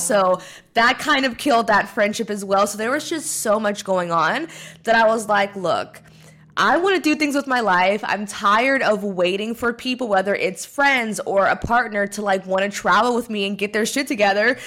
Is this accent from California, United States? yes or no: yes; California, United States; moved away as an adult; here in California where I'm from